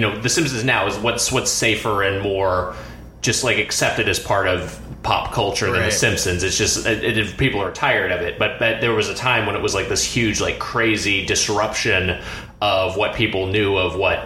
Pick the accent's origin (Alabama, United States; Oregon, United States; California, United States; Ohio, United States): California, United States; Lakewood; now in Los Angeles, United States; I'm originally from Lakewood, California, which is a suburb right next to Long Beach